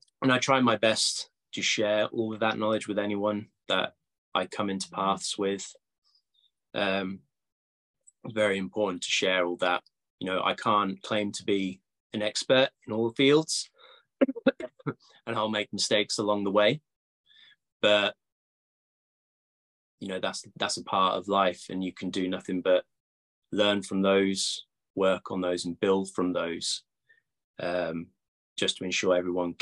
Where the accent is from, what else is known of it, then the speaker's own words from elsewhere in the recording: Cambridge, East of England, United Kingdom; moved away; Cambridge, actually, my hometown